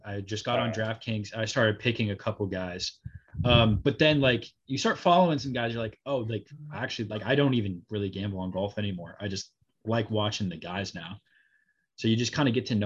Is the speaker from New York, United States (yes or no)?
no; Dallas, Texas, United States; moved away as an adult; now in South Carolina, United States; I'm actually from Dallas. I go to college up in South Carolina.